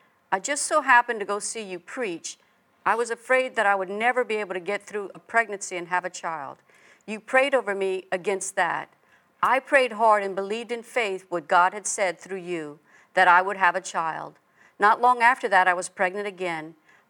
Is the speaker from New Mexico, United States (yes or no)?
no; Louisiana, United States; now in Texas, United States; I'm from Louisiana, but I now live in Texas.